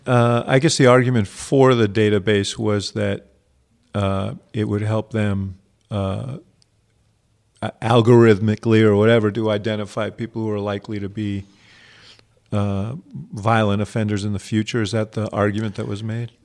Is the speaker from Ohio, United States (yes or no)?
no; New York, United States; Growing up in New York